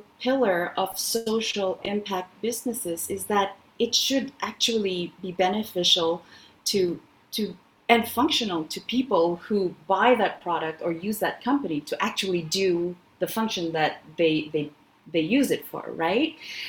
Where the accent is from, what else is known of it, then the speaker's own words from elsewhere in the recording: Canada; In Canada, it's lagging a lot. I'm Canadian.